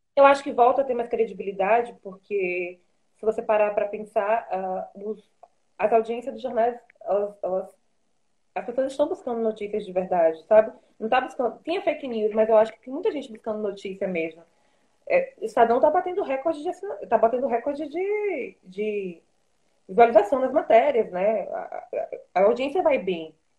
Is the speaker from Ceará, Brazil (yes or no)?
no; Salvador, Bahia, Brazil; moved away; Eu sou de Salvador, por exemplo. Eu não sou daqui.